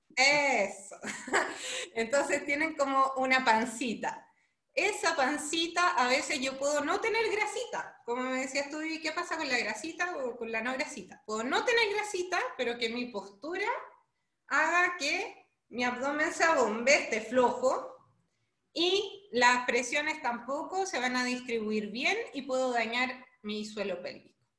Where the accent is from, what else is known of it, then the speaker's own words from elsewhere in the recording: Chile; moved away as an adult; now in Brazil; yo soy chilena, actualmente me encuentro en Brasil